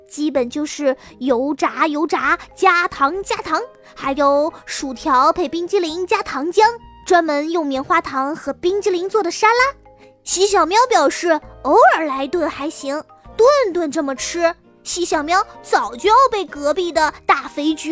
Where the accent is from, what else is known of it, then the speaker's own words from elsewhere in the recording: China; 我们中国人在吃一大堆浓油赤酱的美味佳肴之余，其实还是会吃很多新鲜的蔬菜和水果的